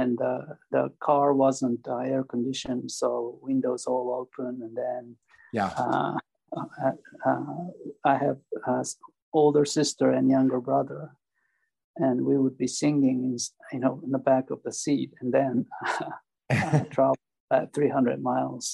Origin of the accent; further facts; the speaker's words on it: Osaka, Japan; English is a second language; moved away; I grew up in Osaka